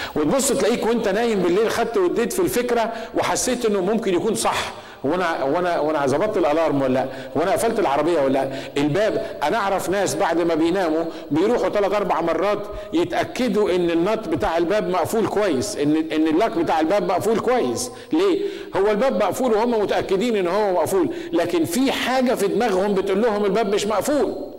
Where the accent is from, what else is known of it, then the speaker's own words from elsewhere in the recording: Egypt; عندنا في مصر